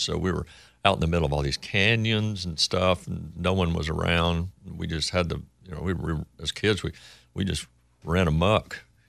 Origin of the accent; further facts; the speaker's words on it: Coleman, Texas, United States; I would say I was born in Texas and I spent more time there than any other place.